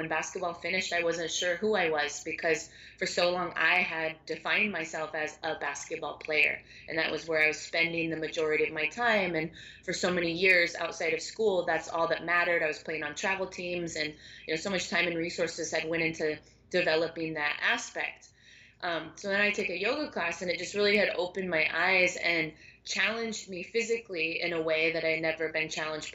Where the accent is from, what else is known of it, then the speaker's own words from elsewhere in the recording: Seattle, Washington, United States; now in Miami, United States; I'm based in Miami, Florida, and been here for a while. And I was teaching at a local studio 4 or 5 years ago. And I'm from Seattle originally